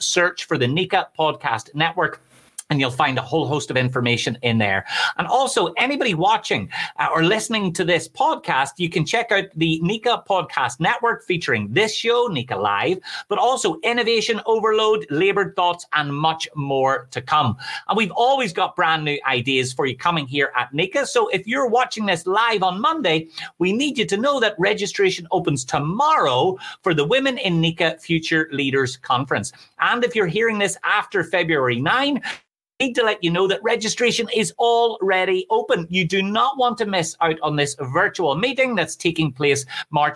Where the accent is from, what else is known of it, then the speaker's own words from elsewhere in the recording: Ireland; I'm Irish